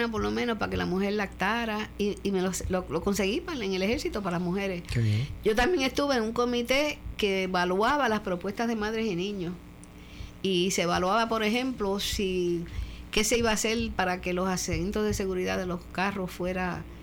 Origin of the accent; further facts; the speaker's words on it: Mayagüez, Puerto Rico; now in San Juan, Puerto Rico; Porque como yo no me crié aquí, mi marido murió, mm, me vine de Mayagüez a San Juan, que es donde yo podía tener un poco de periferia.